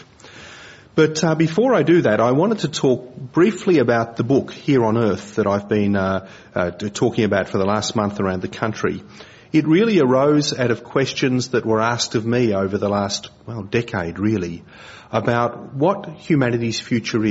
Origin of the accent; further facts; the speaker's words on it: Australia; I'm an Aussie